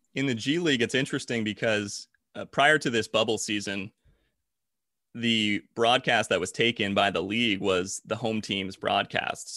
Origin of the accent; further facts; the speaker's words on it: New Jersey, United States; moved away; I'm from South Jersey originally.